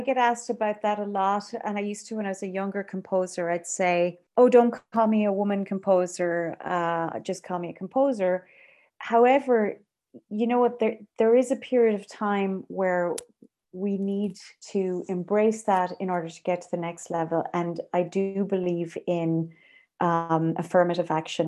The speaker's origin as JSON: {"language": "English", "country": "Ireland", "said": "I am an Irish composer"}